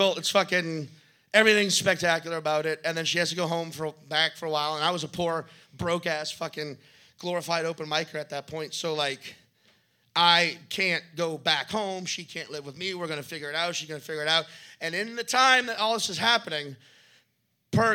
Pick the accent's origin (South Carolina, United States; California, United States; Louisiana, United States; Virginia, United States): Louisiana, United States; New Orleans; moved away; the town I'm from. People know I'm from New Orleans.